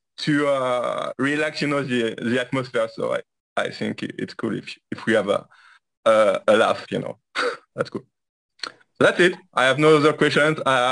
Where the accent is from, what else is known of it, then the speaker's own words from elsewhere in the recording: France; I'm from France.